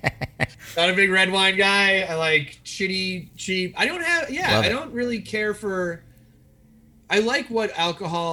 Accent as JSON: {"language": "English", "country": "United States", "said": "I'm from America"}